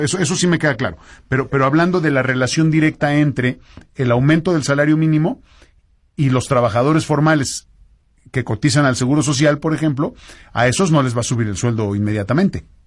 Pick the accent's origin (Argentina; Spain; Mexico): Mexico